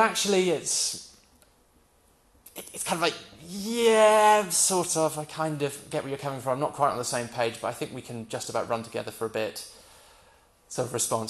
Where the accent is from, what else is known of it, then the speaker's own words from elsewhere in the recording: United Kingdom; We're British, most of us.